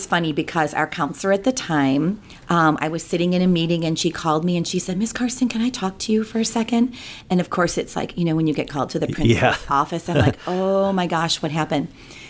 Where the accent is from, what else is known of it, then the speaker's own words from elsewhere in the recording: Bridgeton, Missouri, United States; I am a St. Louis native. I grew up in Bridgeton, which is in North County.